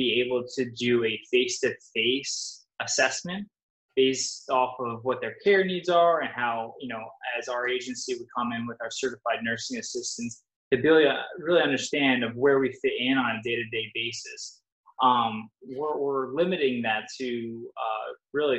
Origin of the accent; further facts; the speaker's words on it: Wayne, New Jersey, United States; moved away as an adult; also born or lived in Toms River, New Jersey; now in Southwest Florida, United States; I grew up in Northern Jersey, Wayne, so about 45 minutes out of New York City